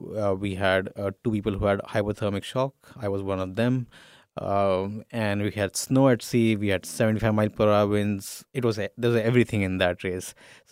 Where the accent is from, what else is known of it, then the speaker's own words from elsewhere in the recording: India; I'm Indian